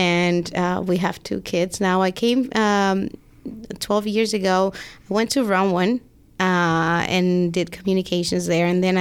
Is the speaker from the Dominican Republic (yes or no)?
yes; Dominican Republic; English is a second language; moved away as an adult; now in New Jersey, United States; So I come from the Dominican Republic. I've been here now for 12 years.